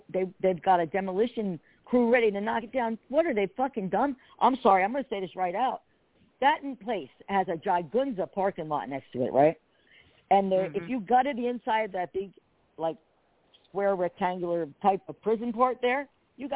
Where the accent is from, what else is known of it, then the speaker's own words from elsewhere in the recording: New Jersey, United States; accent: Jersey; now in Pennsylvania, United States; whenever I get loud, the Jersey just comes